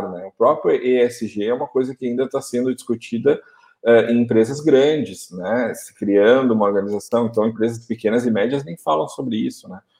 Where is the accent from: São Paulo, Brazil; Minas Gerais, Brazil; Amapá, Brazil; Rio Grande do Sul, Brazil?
Rio Grande do Sul, Brazil; Porto Alegre; born there; eu, eu nasci aqui em Porto